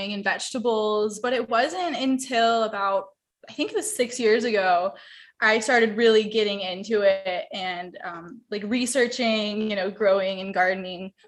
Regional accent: Wrightsville Beach, North Carolina, United States; also born or lived in Asheville, North Carolina; I'm from Wrightsville Beach, and I grew up here. I've been here my whole life.

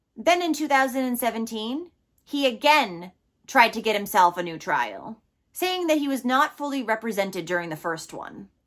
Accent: Massachusetts, United States; my home state of Massachusetts

